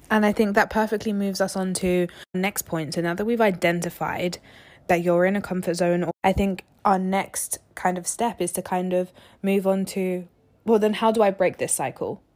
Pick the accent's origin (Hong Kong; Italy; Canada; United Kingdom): United Kingdom; London; moved away as an adult; now in Southampton, United Kingdom; We're from London. We didn't end up going to uni, um, in London. We went outside of London. And we moved away from home.